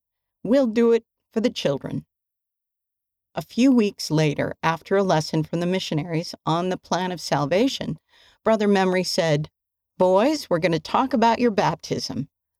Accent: Alabama, United States; That's when I decided to call Elaine Oborn, a member of our ward while I was growing up in Alabama.

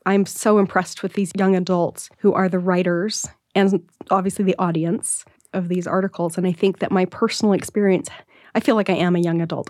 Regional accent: Salt Lake City, Utah, United States; growing up in Salt Lake City

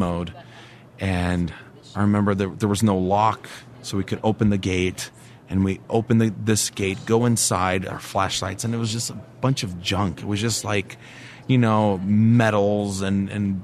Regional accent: Brasília, Federal District, Brazil; I grew up in Brasilia, the capital of Brazil

